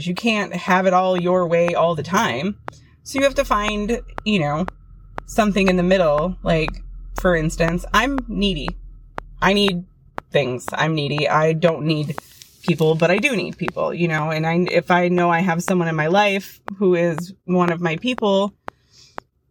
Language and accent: English; United States; as an American